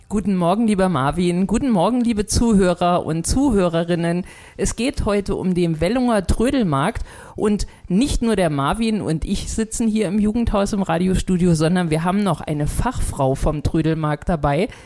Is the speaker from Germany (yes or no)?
yes; Schwalm-Eder-Kreis, Hesse, Germany; ich komme ja aus dem Schwalm-Eder-Kreis, bei uns heißt das Flohmarkt.